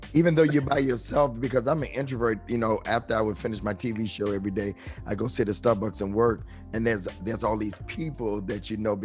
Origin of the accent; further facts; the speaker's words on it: Detroit, Michigan, United States; also born or lived in New York, United States; I grew up in New York until I was nine